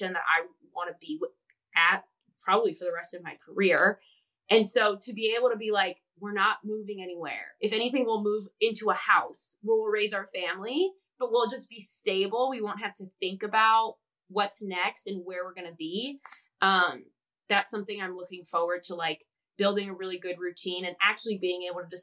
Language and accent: English; outside of Chicago, Illinois, United States; moved away; I grew up outside of Chicago